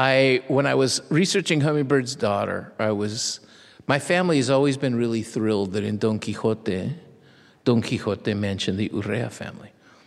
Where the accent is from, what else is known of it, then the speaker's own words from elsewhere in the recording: Mexico; accent: Mexican; It's no accident to me that in fifth grade, I lost my Mexican accent and started speaking like my mother.